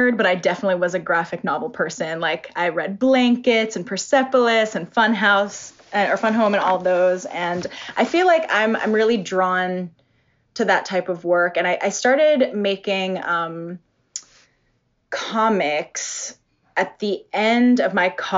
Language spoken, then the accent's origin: English; outside of Boston, Massachusetts, United States; moved away as an adult; also born or lived in Seattle; I'm originally from the East Coast, from outside of Boston.